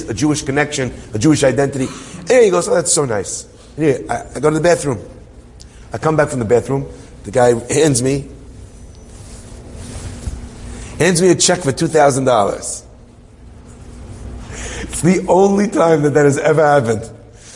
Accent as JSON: {"language": "English", "town": "Hendon", "region": "London", "country": "United Kingdom", "said": "I'm from Hendon"}